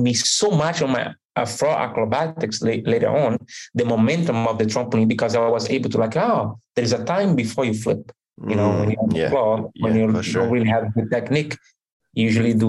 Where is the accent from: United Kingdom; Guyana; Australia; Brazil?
Brazil; Recife, Pernambuco; English is a second language; moved away as an adult; also born or lived in Montreal / Orlando; I'm originally from Brazil.